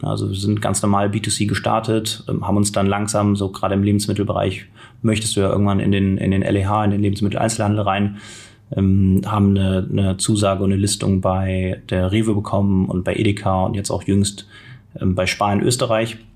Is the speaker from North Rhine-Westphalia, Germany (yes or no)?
yes; Cologne, North Rhine-Westphalia, Germany; moved away as an adult; also born or lived in Berlin; ich komme gebürtig aus Köln